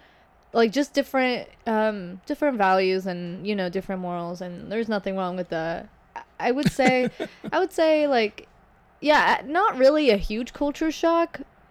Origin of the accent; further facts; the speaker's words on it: Kuwait; also born or lived in Lebanon; So, I'm from Lebanon, but I grew up in Kuwait.